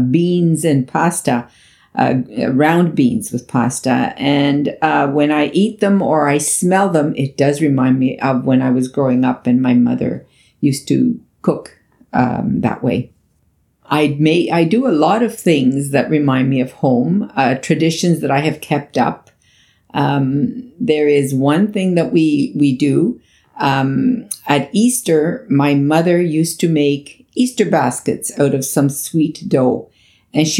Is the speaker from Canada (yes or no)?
yes; Canada; also born or lived in Italy; I was only 6 years old when I left Italy and I grew up here in Canada.